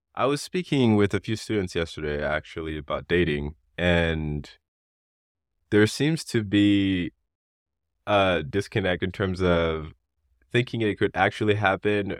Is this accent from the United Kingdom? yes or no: no; Haiti; now in United States; growing up in Haiti